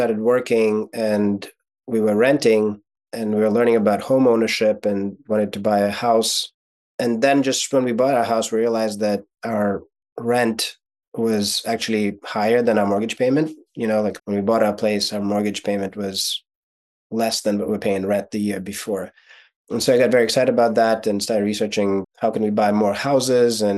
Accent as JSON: {"language": "English", "region": "Kyiv", "country": "Ukraine", "tie": "born or raised there", "first_language": "Russian", "second_language": "English", "moved": "yes", "said": "So I was born in Ukraine. So my first language is actually Russian, not Ukrainian. But growing up in Ukraine, my first year of schooling was in Ukrainian"}